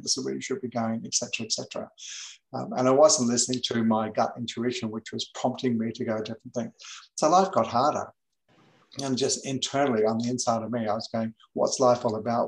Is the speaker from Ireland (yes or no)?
no; England, United Kingdom; moved away as an adult; also born or lived in New Zealand; now in Gold Coast, Australia; I was born in New Zealand. I went to England when I was seven years of age uh, with my family. I didn't go by myself. Um, and I was there till I was 20. So I, I grew up in England in the 60s.